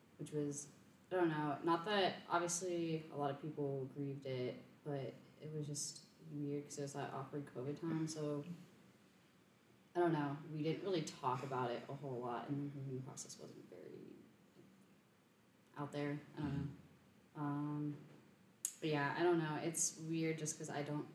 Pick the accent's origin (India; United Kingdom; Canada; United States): United States; Woodbridge, Virginia; I'm from Woodbridge, Virginia.